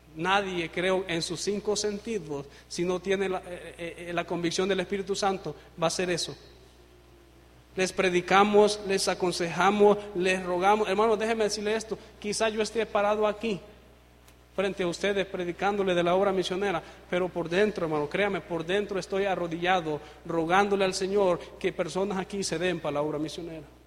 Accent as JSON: {"language": "Spanish", "country": "Honduras", "said": "soy de Honduras, el país cinco estrellas"}